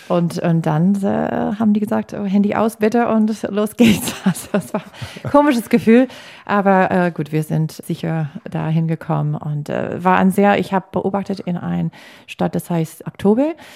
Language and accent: German; United States; German is a second language; now in Germany; also als Amerikanerin, nicht als Deutscher, ich habe keine deutsche Staatsbürgerschaft